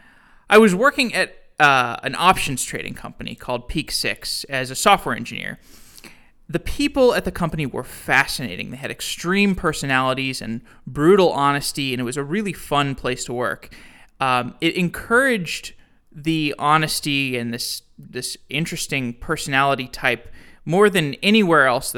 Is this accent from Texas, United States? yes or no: yes; Texas, United States; moved away as an adult; also born or lived in Chicago; I'm from Texas